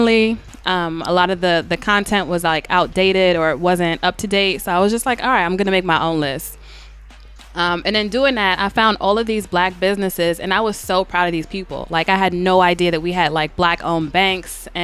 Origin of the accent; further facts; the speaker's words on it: New York, United States; I grew up in Bed-Stuy, and when I grew up in Bed-Stuy, it was a black neighborhood